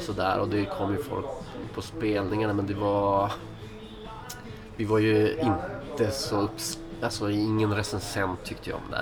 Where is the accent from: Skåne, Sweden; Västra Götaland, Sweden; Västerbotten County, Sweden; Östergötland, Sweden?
Västerbotten County, Sweden; Skellefteå; moved away as an adult; also born or lived in Stockholm; now in Skellefteå, Sweden; jag är från Skellefteå och spelade mycket musik när jag var yngre